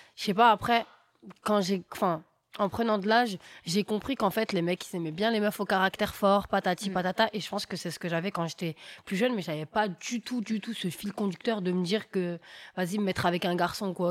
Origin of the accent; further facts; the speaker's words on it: Argenteuil, Île-de-France, France; also born or lived in Paris; Et à Argenteuil, bah, ma vie a été normale. Hein, école, on sortait en bas au parc avec mes copines.